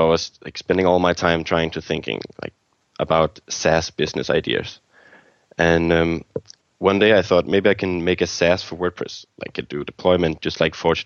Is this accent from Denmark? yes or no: yes; Copenhagen, Capital Region of Denmark, Denmark; I'm from Denmark, Copenhagen, Denmark